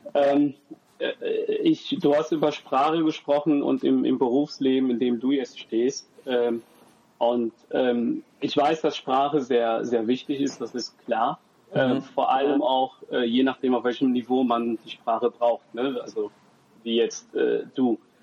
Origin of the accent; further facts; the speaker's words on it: Bonn, North Rhine-Westphalia, Germany; ich bin hier aufgewachsen in Bonn